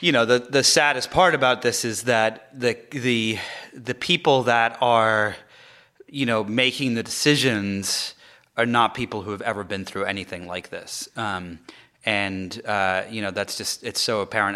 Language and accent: English; England, United Kingdom; moved away; I'm not from America. I'm, I was born in England